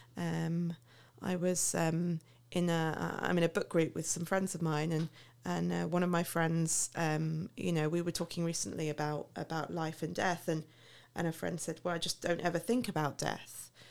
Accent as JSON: {"language": "English", "town": "Milton Keynes", "region": "South East England", "country": "United Kingdom", "moved": "as an adult", "lives_now": "Paris, France", "said": "I'm originally from Milton Keynes, which I know is the butt of many a joke."}